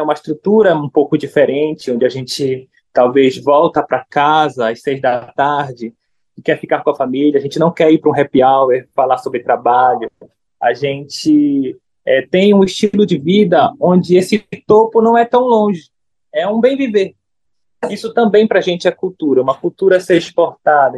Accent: Brazil; sou brasileiro

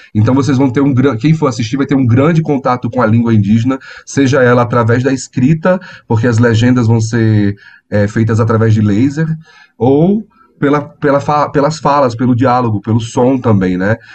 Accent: Natal, Rio Grande do Norte, Brazil; moved away as an adult; now in São Paulo, Brazil; eu sou do Rio Grande do Norte, do Natal, né? E eu migrei é, para cá faz nove anos.

